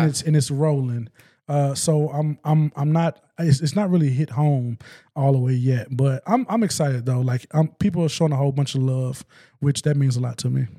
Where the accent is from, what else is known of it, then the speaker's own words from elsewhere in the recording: West Memphis, Arkansas, United States; now in Northwest Arkansas, United States; I'm from West Memphis